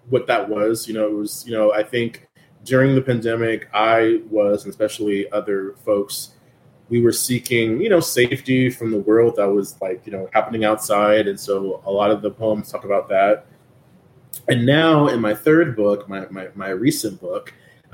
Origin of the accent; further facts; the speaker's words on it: San Antonio, Texas, United States; my hometown of San Antonio